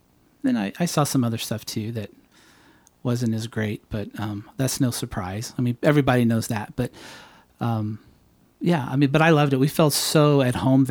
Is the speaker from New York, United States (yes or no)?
no; Phoenix, Arizona, United States; moved away as an adult; also born or lived in San Diego, California / Los Angeles, California / Tulsa, Oklahoma; now in Nashville, United States; And then my family moved to Phoenix. And I moved there in junior high. And then I was there forever